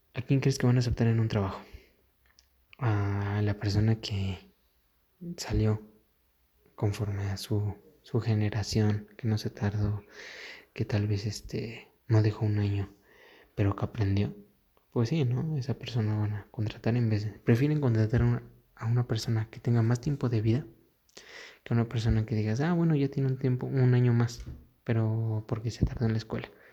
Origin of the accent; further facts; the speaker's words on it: Mexico; aquí en mi país